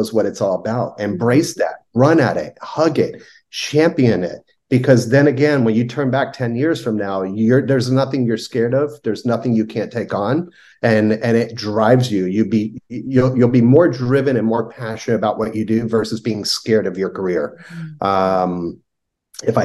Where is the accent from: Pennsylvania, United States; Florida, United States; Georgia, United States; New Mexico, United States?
Florida, United States; Miami; moved away; I was born and raised in Miami.